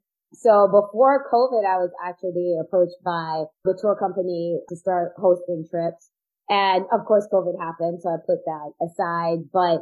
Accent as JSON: {"language": "English", "country": "Jamaica", "said": "there's a joke about being Jamaican there, you know, you have like 9 jobs."}